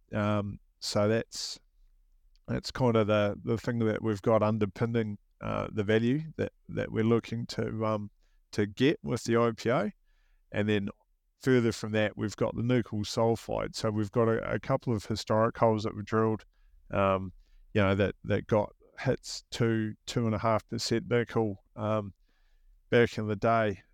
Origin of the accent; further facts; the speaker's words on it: New Zealand; accent: New Zealand; moved away as an adult; now in Australia; they may detect a hint of a New Zealand accent here, um, that would be because I'm from New Zealand